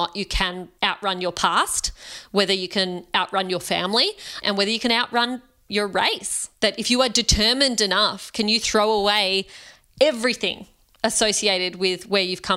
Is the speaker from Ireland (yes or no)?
no; Australia; I'm an Indian Australian woman